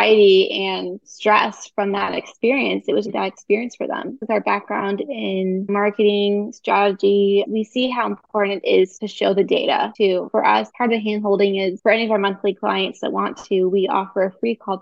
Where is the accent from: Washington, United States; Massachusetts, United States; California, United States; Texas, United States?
California, United States; Bay Area; now in Tulsa, United States; I'm originally from the Bay Area